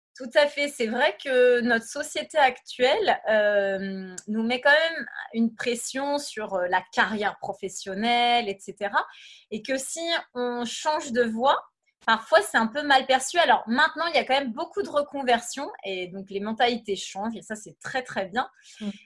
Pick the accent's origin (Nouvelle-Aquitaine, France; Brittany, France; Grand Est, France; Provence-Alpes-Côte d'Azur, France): Brittany, France; moved away as an adult; also born or lived in Paris / Los Angeles / Cambodia; je suis à la base, je suis bretonne